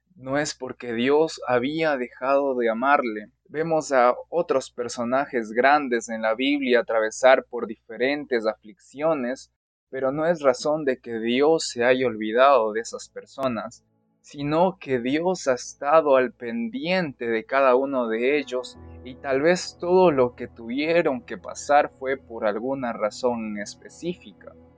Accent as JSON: {"language": "Spanish", "region": "Pastaza", "country": "Ecuador", "said": "soy de Ecuador, de la provincia de Pastaza"}